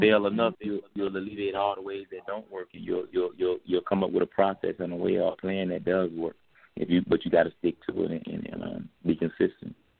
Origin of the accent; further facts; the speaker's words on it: Decatur, Georgia, United States; we're gonna hit my hometown, Decatur, the deck. You know what I'm saying? Atlanta, Georgia